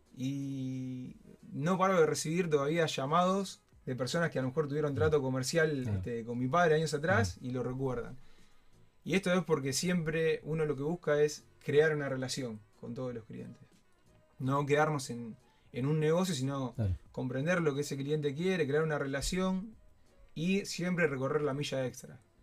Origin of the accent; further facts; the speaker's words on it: Soldini, Santa Fe, Argentina; somos una familia de Soldini